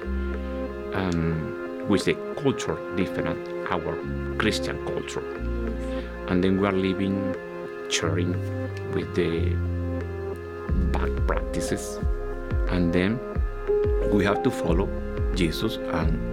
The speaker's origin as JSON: {"language": "English", "country": "Venezuela", "second_language": "English", "moved": "yes", "lives_now": "Plainfield, United States", "said": "from Venezuela"}